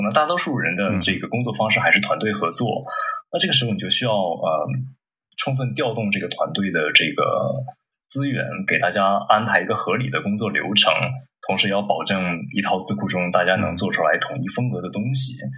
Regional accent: Dalian, Liaoning, China; 我出生于这个辽宁省大连市啊

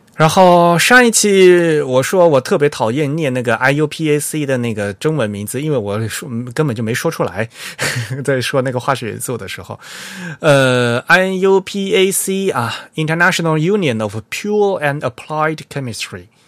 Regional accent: China; 我们中国人

